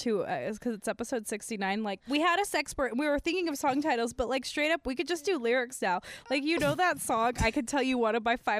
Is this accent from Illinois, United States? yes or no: no; Azusa, California, United States; I'm from Azusa